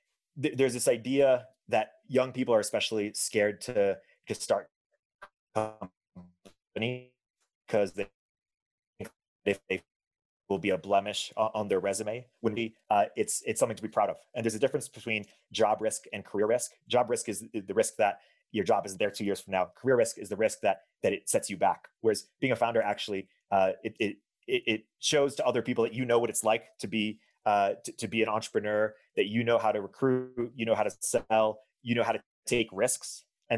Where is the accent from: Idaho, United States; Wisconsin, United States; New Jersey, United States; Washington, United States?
New Jersey, United States; moved away as an adult; also born or lived in Michigan; I grew up in New Jersey. I'm a son of Israeli and Colombian parents